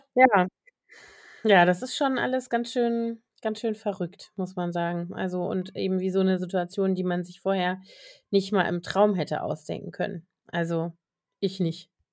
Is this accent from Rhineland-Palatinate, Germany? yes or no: yes; Koblenz, Rhineland-Palatinate, Germany; now in Berlin, Germany; in der Nähe von Koblenz, meiner Heimatstadt